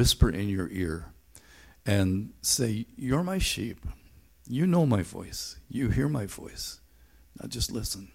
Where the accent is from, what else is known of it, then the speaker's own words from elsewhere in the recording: Northern Ireland, United Kingdom; Growing up in Northern Ireland